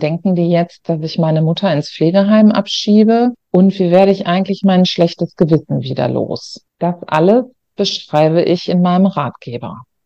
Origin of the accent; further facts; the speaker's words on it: Ruhr area, North Rhine-Westphalia, Germany; ich komme aus Nordrhein-Westfalen, aus dem Ruhrgebiet und habe auch immer nur dort gearbeitet